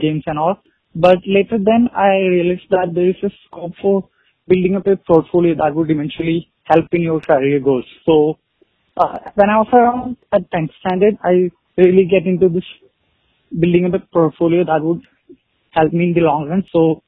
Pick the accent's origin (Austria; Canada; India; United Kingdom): India; I'm 21 years old and I'm from India.